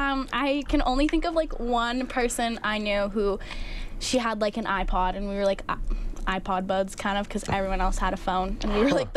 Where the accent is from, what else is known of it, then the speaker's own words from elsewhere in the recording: Edmonton, Alberta, Canada; also born or lived in California; I was born in Edmonton, lived in Edmonton for most of my life. I lived in California when I was younger for like a year.